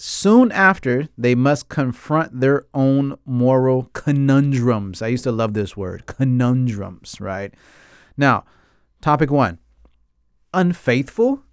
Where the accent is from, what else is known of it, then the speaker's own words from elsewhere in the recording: United States; I grew up in America